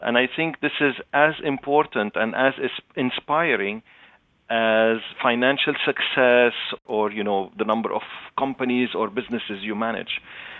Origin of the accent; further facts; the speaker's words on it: Canada; I am Canadian, but Lebanese origin. So I speak Arabic, French, and English.